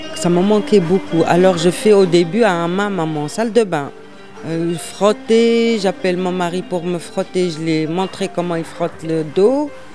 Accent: Tunisia; moved away; je suis tunisienne et j'ai dit, je suis pas étrangère, je suis tunisienne

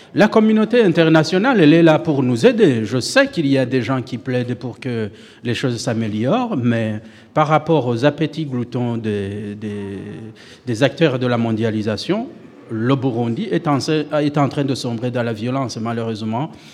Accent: Burundi; first language Kirundi; French is a second language; moved away as an adult; now in Switzerland; j'ai quitté le Burundi

